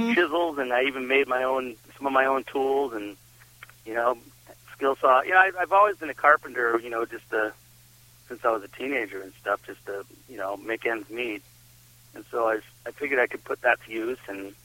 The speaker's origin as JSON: {"language": "English", "area": "south of Boston", "region": "Massachusetts", "country": "United States", "tie": "born or raised there", "moved": "as an adult", "lives_now": "Vermont, United States", "said": "I grew up down in Massachusetts, down in south of Boston."}